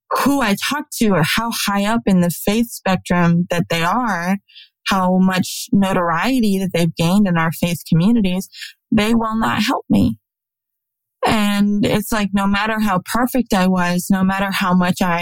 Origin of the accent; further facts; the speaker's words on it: South Dakota, United States; now in Alabama, United States; when I moved to Alabama from South Dakota, it's the only way that I knew to get community and friends